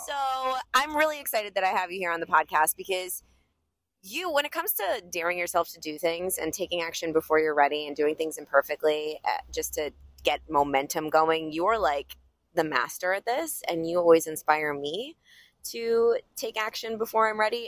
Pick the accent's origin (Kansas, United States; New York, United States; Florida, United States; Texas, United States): New York, United States; I'm a New Yorker